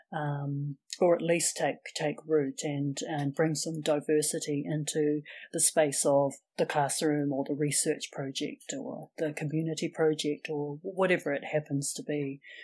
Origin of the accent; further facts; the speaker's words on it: Wellington, New Zealand; I was born and raised in Wellington, which is the capital city